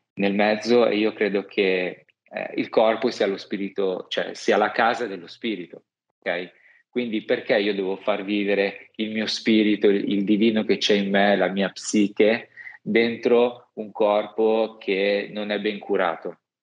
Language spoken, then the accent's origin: Italian; Milan, Lombardy, Italy; also born or lived in Rome; da milanese